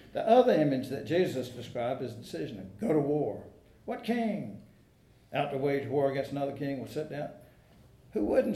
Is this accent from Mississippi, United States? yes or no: no; South Georgia, United States; now in North Carolina, United States; When I was a little boy and my family drove up from South Georgia